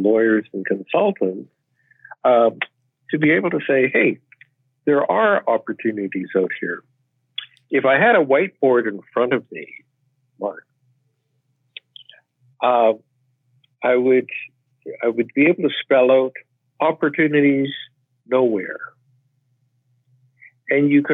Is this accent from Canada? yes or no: yes; Canada; I am Chinese Canadian